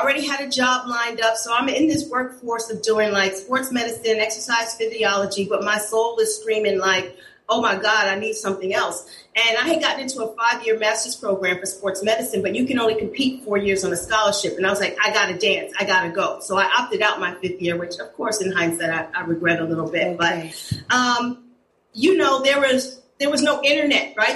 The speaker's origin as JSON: {"language": "English", "town": "New York City", "region": "New York", "country": "United States", "tie": "born or raised there", "said": "I grew up in East Elmhurst, Corona, Jackson Heights, Queens."}